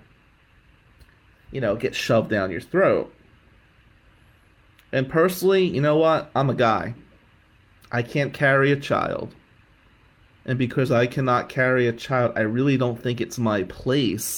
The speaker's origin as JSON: {"language": "English", "town": "Atlantic City", "region": "New Jersey", "country": "United States", "tie": "born or raised there", "moved": "yes", "lives_now": "Michigan, United States", "said": "as a white kid growing up in Atlantic City in the 90s"}